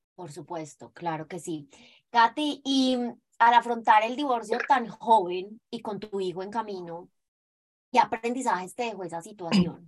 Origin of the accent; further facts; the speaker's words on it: Colombia; somos las dos colombianas